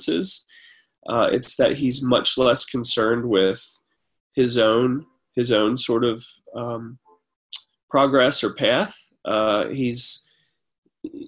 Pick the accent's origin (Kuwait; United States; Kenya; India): United States; I'm an American, a Christian. I grew up here.